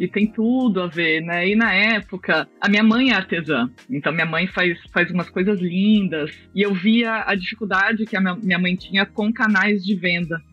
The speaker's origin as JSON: {"language": "Portuguese", "region": "São Paulo", "country": "Brazil", "tie": "born or raised there", "said": "na infância, eu morava em prédio. É, eu sou de São Paulo e eu morava num prédio na zona sul de São Paulo"}